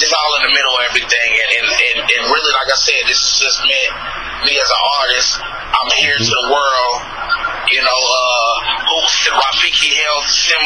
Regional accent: Kansas City, Missouri, United States; moved away as an adult; now in Dallas, United States; I'm from Kansas City, Missouri, and our area code is 816

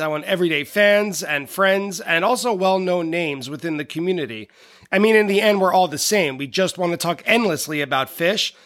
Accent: New York City, New York, United States; I grew up in New York City

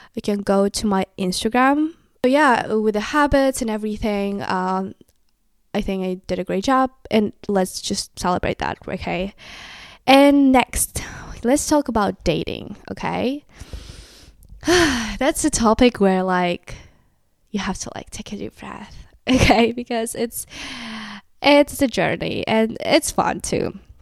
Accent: Kazakhstan; English is a second language; moved away as an adult; now in United States; I'm from Kazakhstan. I moved to the U S two years ago

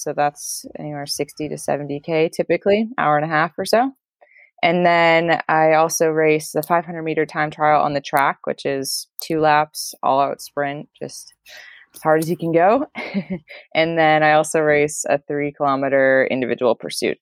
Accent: Maine, United States; now in Montana, United States; I'm originally from the Maine area, which is the very northeastern part of the states, and I'm chatting with you from Montana

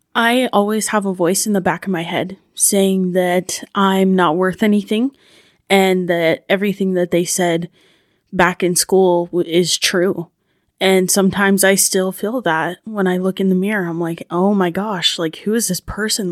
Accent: Ashton, Idaho, United States; I'm from Ashton, Idaho

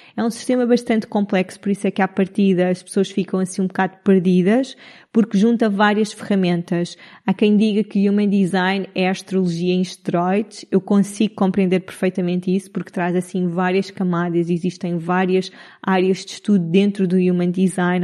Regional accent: Cascais, Lisbon, Portugal; moved away as an adult; also born or lived in Italy / United Arab Emirates / Madeira; now in Nazaré, Portugal; sou de Lisboa, cresci a vida toda em Cascais

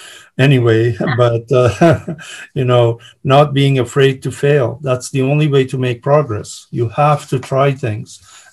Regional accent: California, United States; As a Californian, I am happy to have someone like you at the helm and trying to save the state and the taxpayers.

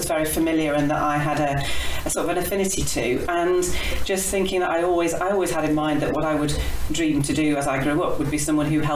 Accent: West Bridgford, East Midlands, United Kingdom; moved away as an adult; also born or lived in Kidderminster; we lived in West Bridgford as a family. So I was born in West Bridgford, in Nottinghamshire

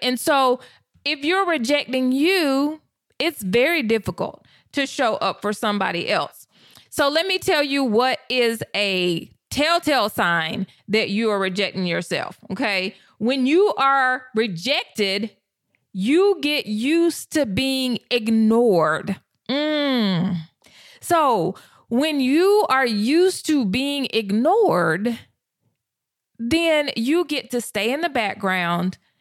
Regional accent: the South, United States; I was raised in the South

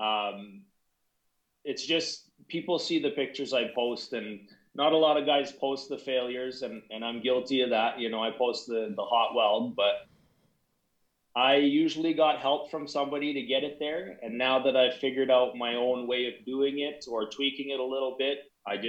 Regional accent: Canada; I'm from Canada

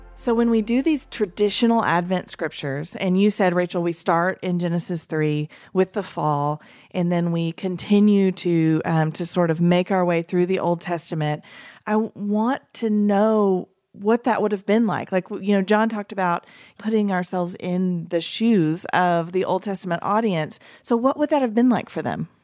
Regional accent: East Tennessee, United States; I grew up in East Tennessee

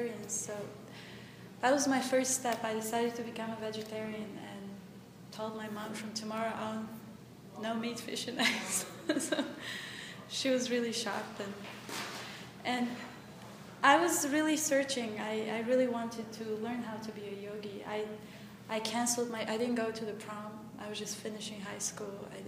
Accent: Bulgaria; moved away; I'm from Bulgaria

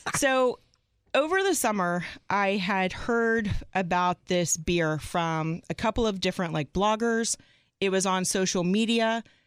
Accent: Arlington, Texas, United States; moved away; I'm originally from Arlington, Texas.

